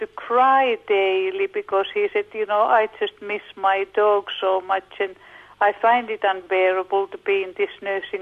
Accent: Finland; now in Australia; I come from Finland

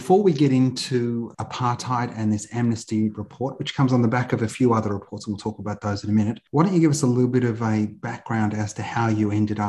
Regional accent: Australia; accent: Australian; You've got a wonderful Australian accent, …. It's because I was born here, ….

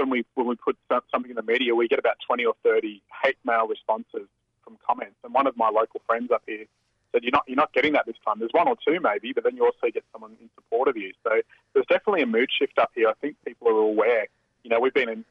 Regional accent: Australia; as Australian citizens

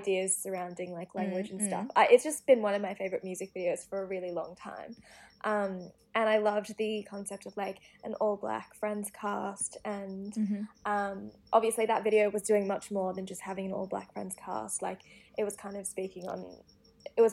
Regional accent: Sydney, New South Wales, Australia; coming from Western Sydney, I think we sound a lot different to people in other parts of Sydney or even like Australia

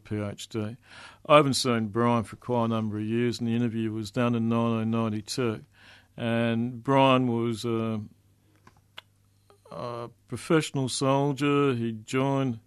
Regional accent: Melbourne, Victoria, Australia; moved away as an adult; also born or lived in New South Wales; I grew up in Melbourne, Brunswick, a long time before the yuppies moved

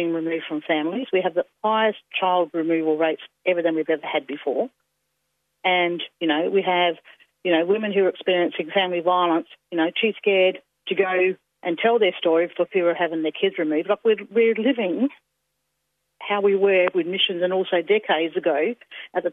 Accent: Yorke Peninsula, South Australia, Australia; I'm Narunga woman from South Australia. I'm of other people of the York Peninsula

